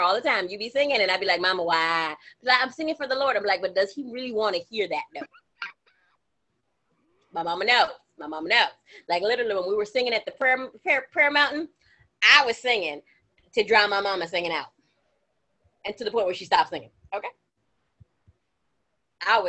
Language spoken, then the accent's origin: English; Florida, United States; moved away; growing up in Florida